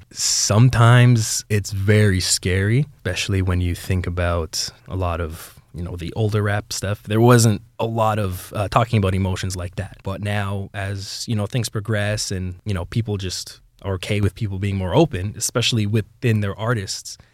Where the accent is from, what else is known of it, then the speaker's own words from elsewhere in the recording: Brampton, Ontario, Canada; I'm born and raised in Brampton, Ontario.